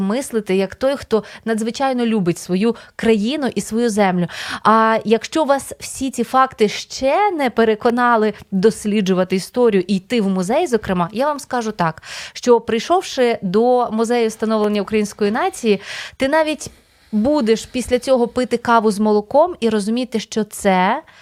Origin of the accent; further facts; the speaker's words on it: Podillia, Ukraine; now in Kyiv, Ukraine; я з Поділля